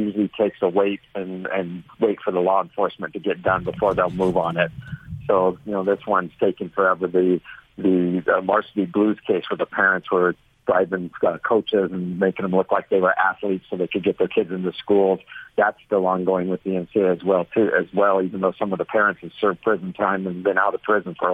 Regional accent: Orange County, California, United States; I'm from Orange County, California

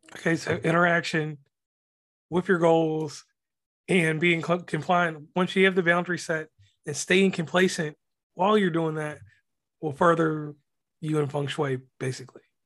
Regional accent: West Virginia, United States; I'm from the South. I'm from West Virginia

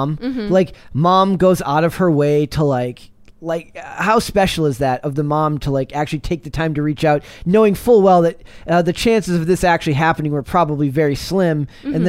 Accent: Minnesota, United States; I am from Minnesota.

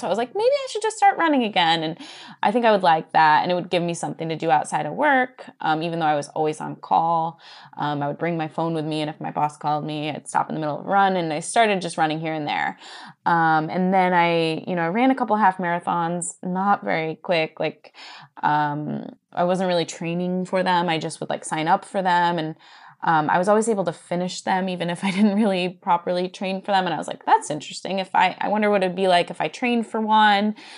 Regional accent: Johnson City, New York, United States; I grew up in Johnson City, New York

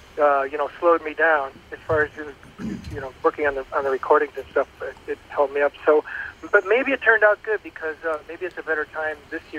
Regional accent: Bismarck, North Dakota, United States; born there; I was born in Bismarck, North Dakota.

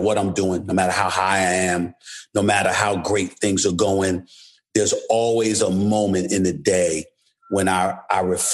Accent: New York City, New York, United States; I was born and raised in New York City, but my family's from St. Thomas, St. Croix, Antigua, Anegada

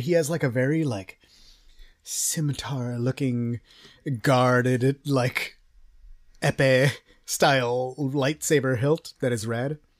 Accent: Texas, United States; I'm from Texas

